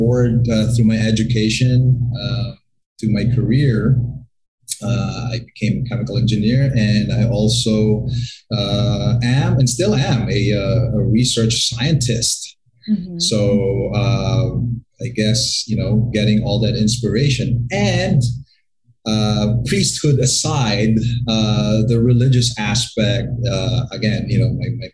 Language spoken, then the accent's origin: English; Bacolod, Western Visayas, Philippines; also born or lived in Florida, United States; now in Manila, Philippines; I was born and raised right here in the Philippines at the City of Smiles called Bacolod.